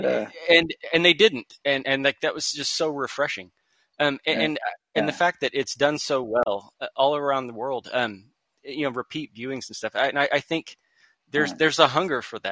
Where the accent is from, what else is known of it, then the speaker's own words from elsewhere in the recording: Oklahoma, United States; I'm from Oklahoma, so we're already kind of half outlaw